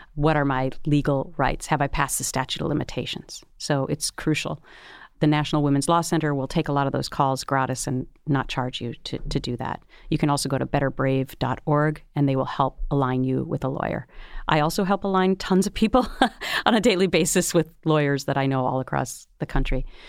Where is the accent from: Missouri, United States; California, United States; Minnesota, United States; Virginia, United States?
Minnesota, United States; I grew up in Minnesota where it's Minnesota nice